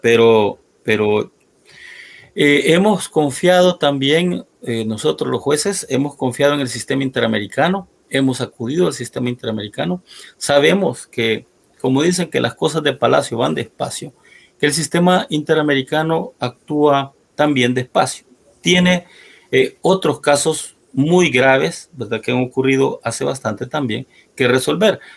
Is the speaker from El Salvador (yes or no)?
yes; El Salvador; pueblo salvadoreño